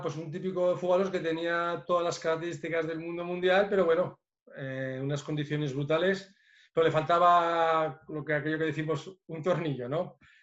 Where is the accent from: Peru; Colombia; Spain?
Spain; Biscay, Basque Country; moved away; also born or lived in Lleida; De donde yo también me considero porque soy, soy vizcaíno